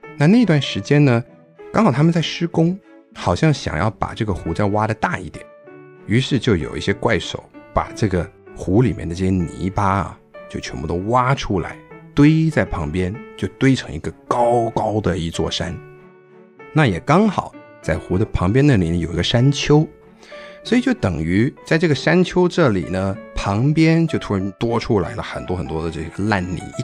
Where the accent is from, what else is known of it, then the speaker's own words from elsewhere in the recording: New York suburbs, United States; accent: American-sounding (people think he is ABC); first language Chinese; also born or lived in Taiwan; 我们当初搬去纽约的那一个郊区，它算是纽约市区，但比较远一点点哦